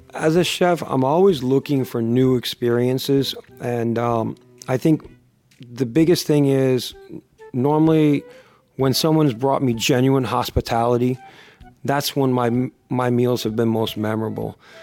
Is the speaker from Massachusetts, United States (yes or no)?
no; Miami, Florida, United States; also born or lived in Boston / Ohio; I consider myself a, a native South Floridian, especially since, uh, I've been on, in South Florida for over thirty-five years, I was born in the, in the New England, Boston region, uh, for a short period of time and, and, and traveled a little bit with the success of my parents, uh, to Ohio, but primarily, uh, Miami has been what I call home